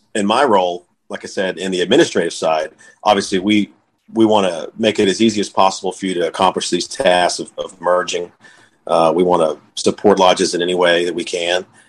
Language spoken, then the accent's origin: English; Texas, United States; also born or lived in Waco; now in Lorena, United States; We grew up in the suburbs